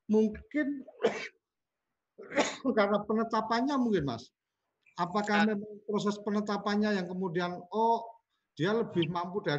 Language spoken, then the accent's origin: Indonesian; Temanggung, Central Java, Indonesia; saya sebagai orang Temanggung juga juga ikut prihatin